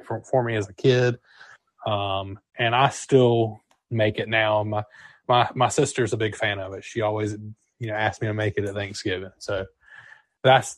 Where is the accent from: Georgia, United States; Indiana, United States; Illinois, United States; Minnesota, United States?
Georgia, United States; Jeremy and I are from the South. I'm from Georgia